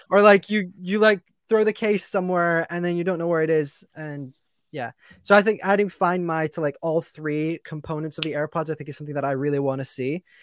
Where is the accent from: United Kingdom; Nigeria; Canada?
United Kingdom; England; I'm English.